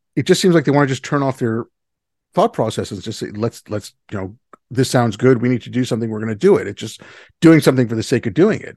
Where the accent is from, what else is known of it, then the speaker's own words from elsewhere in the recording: India; now in Canada; I come from India